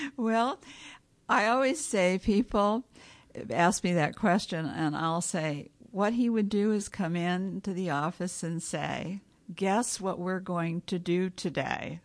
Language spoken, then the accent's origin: English; Los Angeles, California, United States; I was born and raised in Hollywood